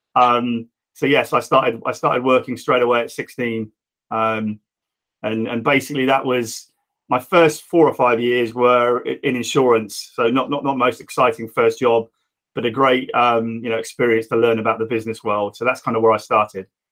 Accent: Reading, South East England, United Kingdom; I'm Reading born and bred and still here

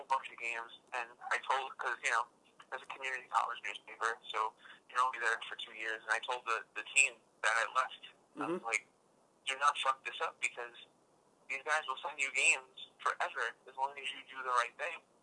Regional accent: New York City, New York, United States; I'm a Brooklyn guy, born and raised.

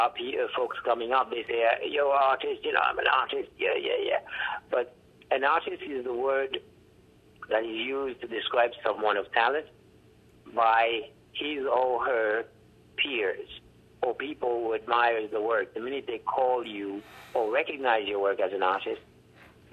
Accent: Jérémie, Grand'Anse, Haiti; accent: heavy accent; English is a second language; moved away; I'm from Haiti, I'm from Jérémy, where I was born

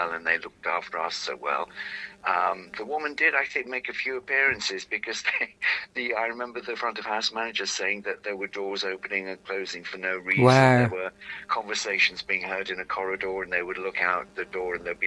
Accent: Walsall, West Midlands, United Kingdom; I grew up in Walsall

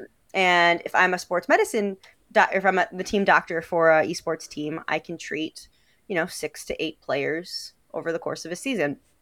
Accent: Detroit, Michigan, United States; moved away as an adult; now in Washington, D.C., United States; I'm from Detroit originally

